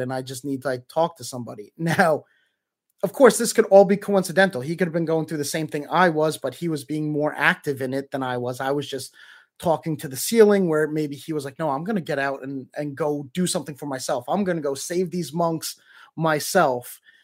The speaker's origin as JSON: {"language": "English", "country": "Canada", "said": "as a Canadian"}